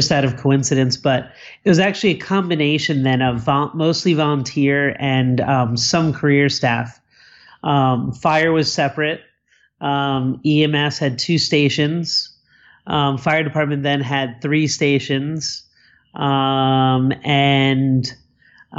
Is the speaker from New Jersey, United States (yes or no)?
yes; Cherry Hill, New Jersey, United States; now in Bonita Springs, United States; I was born in South Jersey, right outside of Philadelphia, in a town called Cherry Hill in New Jersey